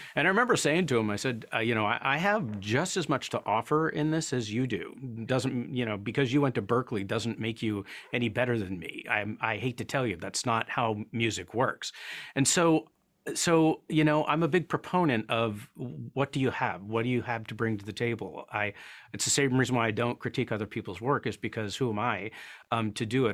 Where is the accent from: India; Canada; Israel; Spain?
Canada; Paris, Ontario; also born or lived in Toronto; grew up, um, in a little town called Paris, Ontario, which is about seventy miles, kind of, a little bit southwest of Toronto. I was born in Toronto